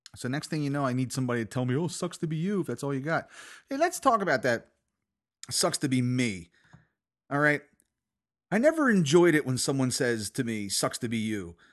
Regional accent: United States; I'm an American

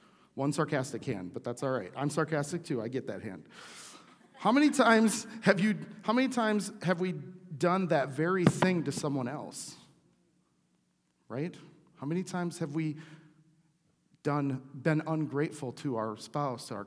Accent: United States; I'm an American

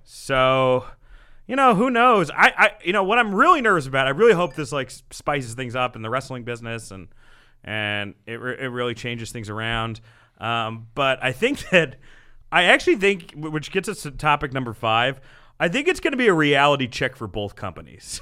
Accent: New Jersey, United States; my hometown in Jersey

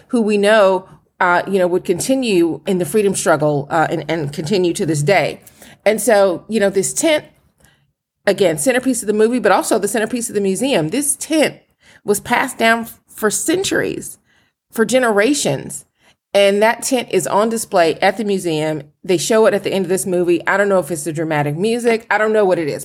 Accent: Atlanta, Georgia, United States; moved away as an adult; now in Philadelphia, United States; I'm from Atlanta

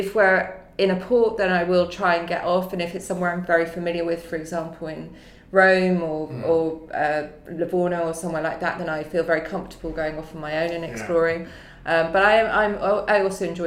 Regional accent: London, United Kingdom; I'm a Londoner.

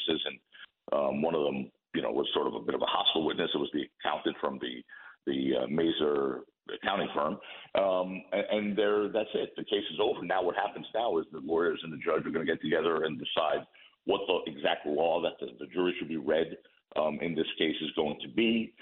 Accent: United States; I'm an American. I mean, first and foremost, I'm an American

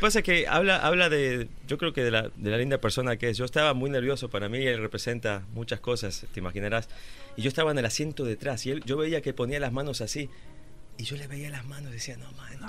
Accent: Buenos Aires, Argentina; soy de Buenos Aires

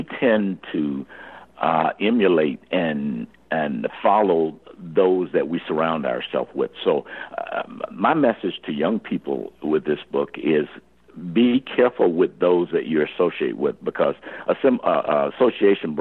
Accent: Birmingham, Alabama, United States; growing up in Birmingham, Alabama, during Jim Crow days

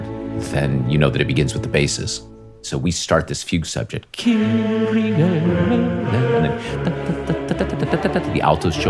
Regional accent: Northern Nevada, United States; I grew up in Northern Nevada

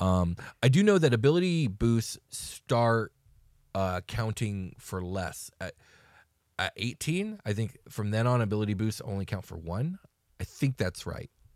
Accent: United States; we're very American in our point of view

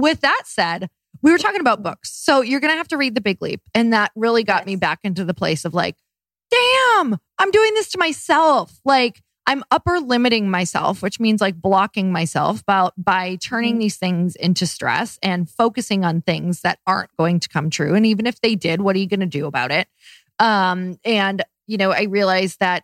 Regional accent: Midwest, United States; now in Los Angeles, United States; I'm from the Midwest

